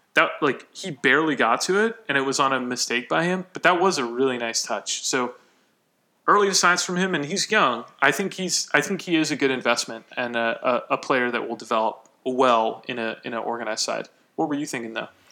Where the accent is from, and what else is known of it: United States